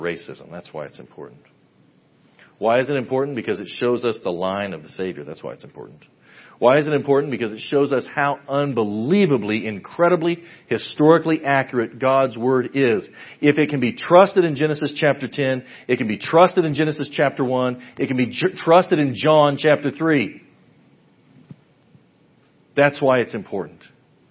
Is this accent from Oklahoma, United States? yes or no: no; Western Kansas, United States; now in Ada, United States; I grew up in Western Kansas